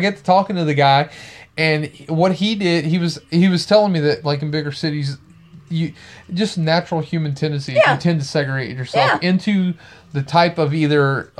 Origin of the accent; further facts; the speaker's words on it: Baton Rouge, Louisiana, United States; I'm from Baton Rouge.